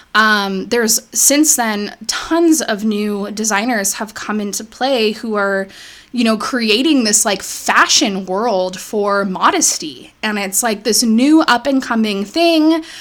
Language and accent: English; United States; born or raised there